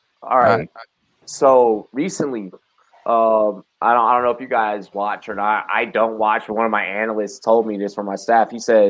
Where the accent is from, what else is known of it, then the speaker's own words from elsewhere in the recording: Washington, District of Columbia, United States; also born or lived in Compton, Los Angeles; now in Colorado, United States; I'm from Southeast DC